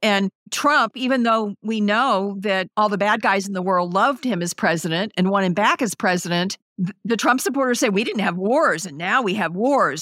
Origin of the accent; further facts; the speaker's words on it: Missouri, United States; I'm from Missouri and, it, you know, we have pretty strong union folks here